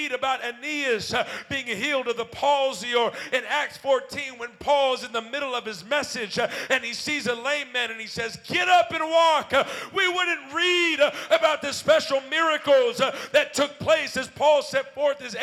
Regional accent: Los Angeles, California, United States; I'm from Los Angeles

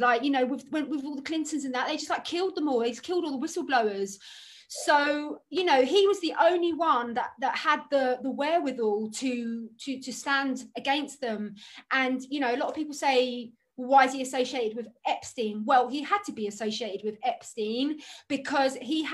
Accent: London, United Kingdom; I grew up in Hampstead

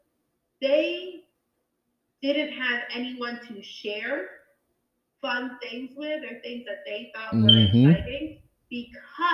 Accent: Danbury, Connecticut, United States; I didn't grow up in New Canaan. I grew up in Danbury. And Danbury, Connecticut

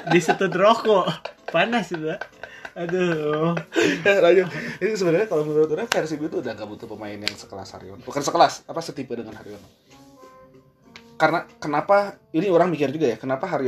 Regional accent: Bandung, West Java, Indonesia; Jadi kebetulan karena kita orang Bandung jadinya iya.

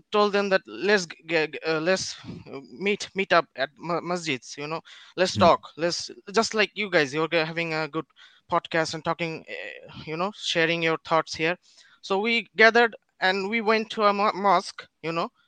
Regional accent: Bangladesh; English is a second language; Yeah, bro, I'm from Bangladesh.

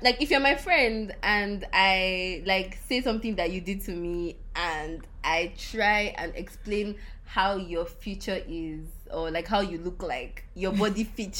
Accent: Nigeria; accent: Nigerian English; I'm a Nigerian, and this is like how we speak on a daily.

